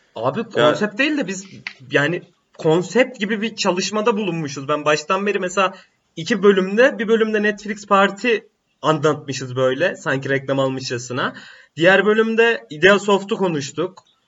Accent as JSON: {"language": "Turkish", "region": "Black Sea Region", "country": "Turkey", "said": "bir Karadenizli olarak"}